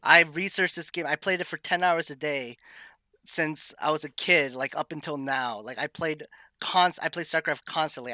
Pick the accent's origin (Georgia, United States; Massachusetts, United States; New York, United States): Massachusetts, United States; also born or lived in Maine; I am born and raised in Massachusetts.